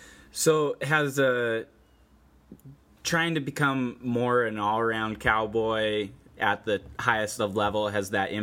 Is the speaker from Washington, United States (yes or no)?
yes; Goldendale, Washington, United States; So that's my hometown arena